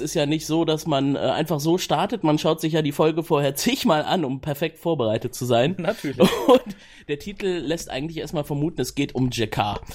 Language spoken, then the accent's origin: German; Cologne, North Rhine-Westphalia, Germany; ich komme aus Köln